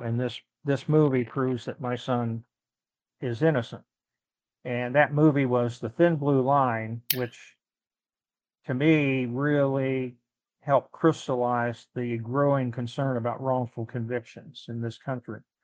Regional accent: Ohio, United States; moved away as an adult; also born or lived in Chicago, Illinois / Pittsburgh, Pennsylvania; Ohio, my home state

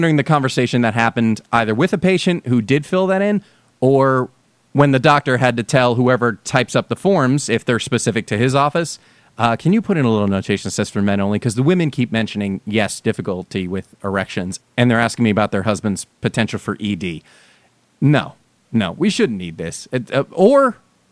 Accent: New Jersey, United States; moved away; when I was growing up in New Jersey

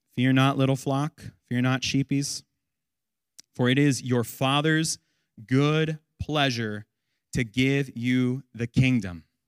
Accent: United States

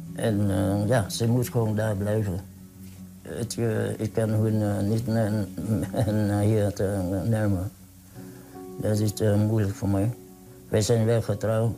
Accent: Vietnam; Dutch is a second language; now in Netherlands; Ik kom uit Vietnam

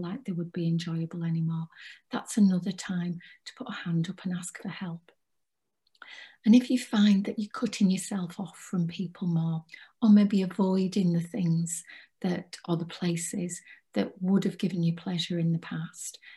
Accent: Cumbria, North West England, United Kingdom; I'm from Cumbria

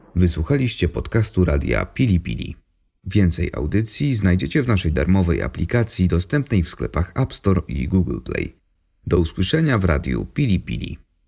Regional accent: Kielce, Świętokrzyskie Voivodeship, Poland; born or raised there

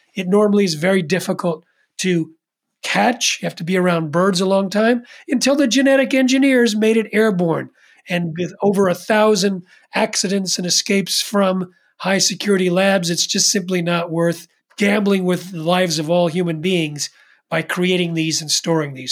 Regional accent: East Coast, United States; I'm from the East Coast

